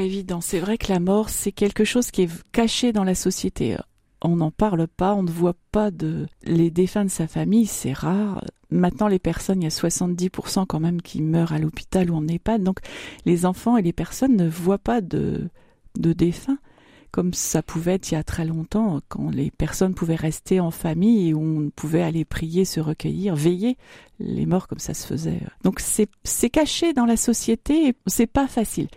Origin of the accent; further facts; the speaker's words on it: Marne, Grand Est, France; moved away as an adult; also born or lived in Montmirail / Soissons / Charleville-Mézières / Amiens; now in Châlons-en-Champagne, France; de la Marne. Je suis née à Montmirail, mais je suis euh, de, 20 km plus loin. Je suis de la région Grand Est et puis j'ai toujours, enfin je suis restée très longtemps dans la, dans la Marne